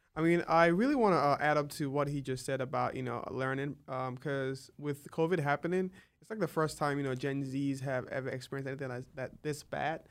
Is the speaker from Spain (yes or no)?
no; Nigeria; moved away as an adult; now in United States; am originally from Nigeria. Uh, I came to the U S in twenty sixteen